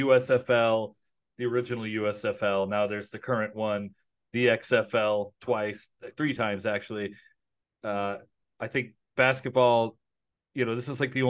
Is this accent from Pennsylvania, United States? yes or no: no; Detroit, Michigan, United States; Keith, you grew up in the Detroit area. I grew up in the Detroit area.